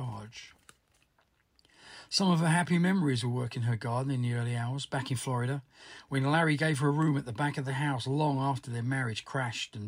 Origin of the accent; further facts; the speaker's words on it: London, United Kingdom; I'm a musician from Southwest London